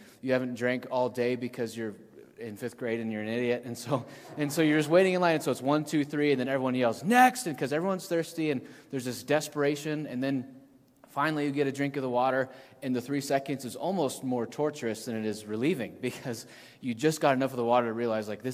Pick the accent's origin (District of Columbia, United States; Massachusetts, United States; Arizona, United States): Arizona, United States; the Valley; I grew up in the Valley